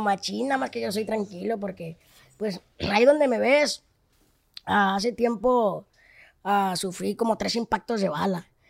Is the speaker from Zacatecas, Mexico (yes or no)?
yes; Tabasco, Zacatecas, Mexico; yo soy de Tabasco, Zacatecas, hijo Cuando gusten le tienen su casa, es un pueblito